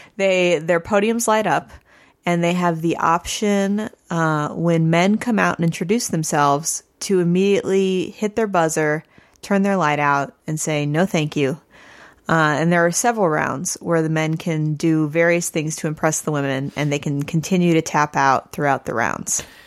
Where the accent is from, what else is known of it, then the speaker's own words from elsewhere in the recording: Missouri, United States; I'm from Missouri.